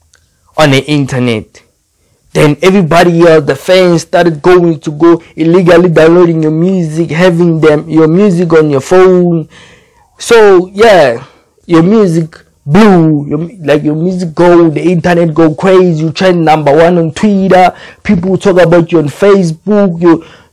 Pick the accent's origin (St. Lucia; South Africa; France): South Africa; Where I'm from South Africa